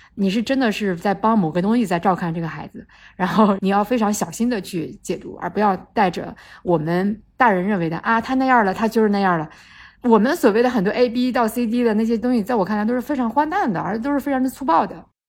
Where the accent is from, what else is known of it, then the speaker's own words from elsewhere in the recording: China; 我们中国人